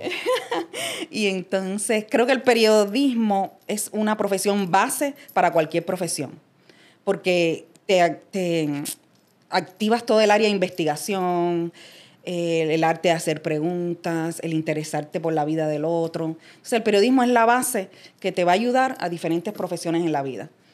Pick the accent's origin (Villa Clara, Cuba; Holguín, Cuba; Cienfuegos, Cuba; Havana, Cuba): Havana, Cuba; moved away as an adult; also born or lived in United States; now in Puerto Rico; yo salí de Cuba a la edad de 28 años, o sea que yo me crié allá toda mi vida. Y soy de la zona como del viejo San Juan, que es el área de Jesús María